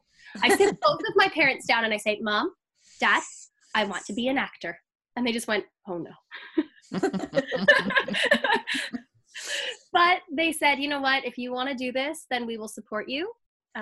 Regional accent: Toronto, Ontario, Canada; I'm from Toronto, Ontario, Canada

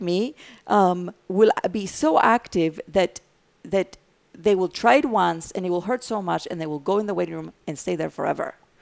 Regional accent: Greece; English is a second language; now in United States; I have an accent, so I'm from Greece, and then I had a green card for many, many years

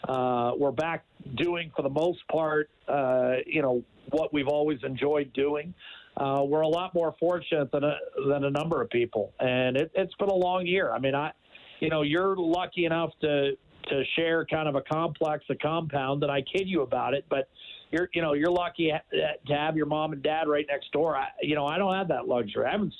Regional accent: United States; now in Edmonton, Canada; I'm American.

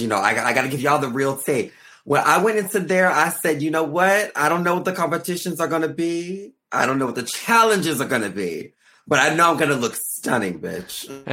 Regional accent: Arkansas, United States; moved away; I'm from Arkansas.

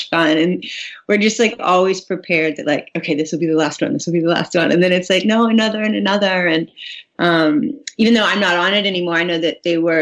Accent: St. Simons, Georgia, United States; moved away as an adult; also born or lived in Atlanta, Georgia / Charleston, South Carolina; now in Los Angeles, United States; I grew up on a little island called St. Simons, and it's just below Hilton Head

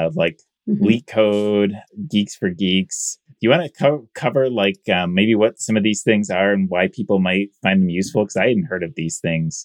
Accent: Michigan, United States; I'm from Michigan

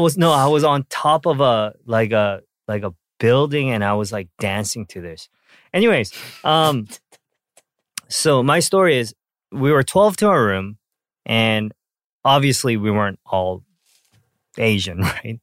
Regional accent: Canada; when I, um, was growing up in Canada, uh, I think I was, like, twelve, thirteen

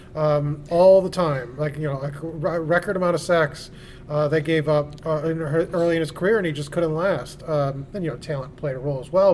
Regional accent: Chicago, Illinois, United States; growing up in Chicago

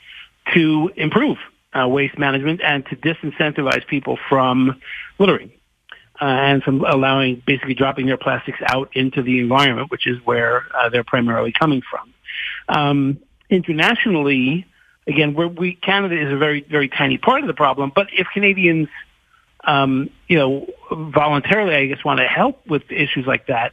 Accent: California, United States; moved away; I spent a lot of my time growing up in California

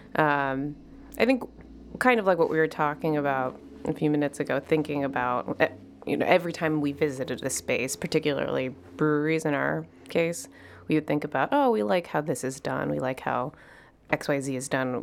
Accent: Chicago, Illinois, United States; I'm between Greek Town and the United Center

